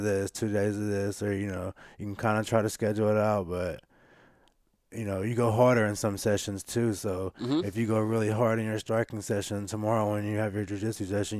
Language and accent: English; Carbondale, Illinois, United States; born there; So I was born in Carbondale, Illinois, and my mom married a guy that lived over there, and so I stayed over there, I want to say, until fifth, sixth grade